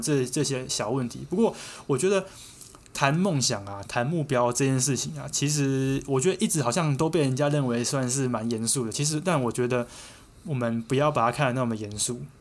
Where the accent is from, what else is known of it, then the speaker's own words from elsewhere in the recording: Taiwan; 我们台湾人不会去注意到的一些街景